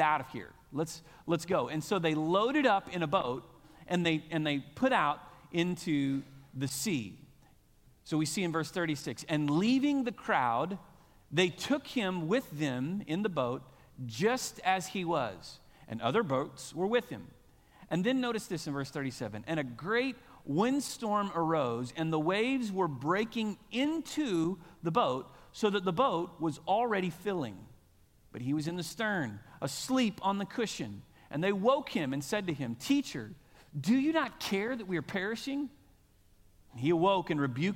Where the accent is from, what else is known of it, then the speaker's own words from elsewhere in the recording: Moore, Oklahoma, United States; I'm born and raised in Moore, America, right in the heart of Tornado Alley, right? I'm a product of Moore